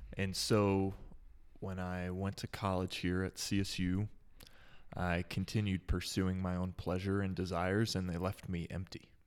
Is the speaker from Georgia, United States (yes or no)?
no; Dallas, Texas, United States; moved away as an adult; also born or lived in Gettysburg, Pennsylvania; now in Fort Collins, United States; I grew up in the Dallas area, which is maybe considered the Bible Belt.